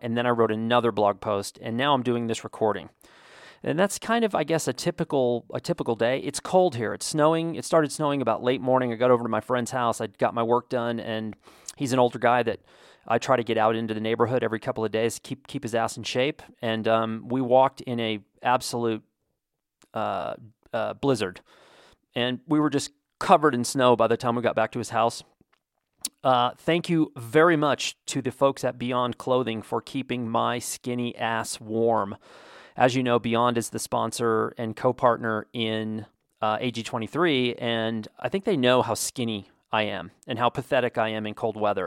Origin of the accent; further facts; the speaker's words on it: United States; as an American